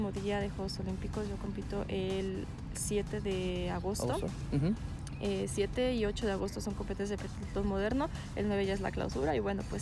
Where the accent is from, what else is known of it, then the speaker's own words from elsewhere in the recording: Mexico; cada vez que nosotros como mexicanos pues vemos que vamos avanzando, pues más te motivas y más avanzamos.